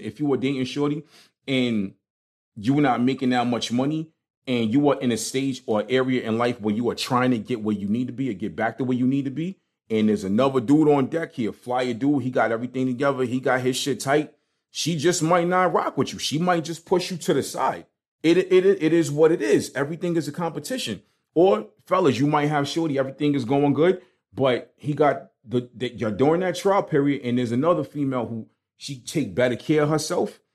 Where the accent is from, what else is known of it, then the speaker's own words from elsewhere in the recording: New York City, New York, United States; moved away; growing up in Brooklyn